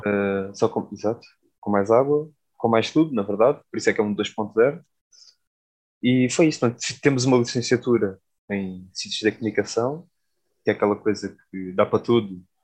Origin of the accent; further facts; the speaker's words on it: Alentejo, Portugal; now in Lisbon, Portugal; sou do Alentejo